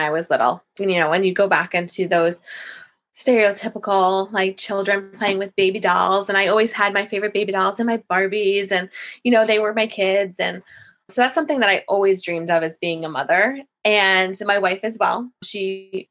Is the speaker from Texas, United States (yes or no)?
no; Massapequa, New York, United States; I'm from Massapequa in Long Island.